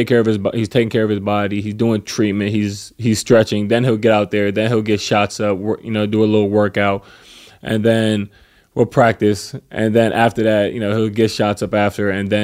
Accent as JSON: {"language": "English", "region": "East Coast", "country": "United States", "said": "I mean, but it's weird because I'm from the East Coast."}